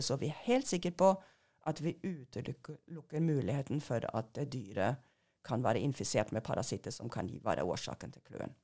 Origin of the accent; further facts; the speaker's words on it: Germany; Norwegian is a second language; moved away as an adult; also born or lived in Hannover, Germany / England; now in Norway; jeg er født og oppvokst i Tyskland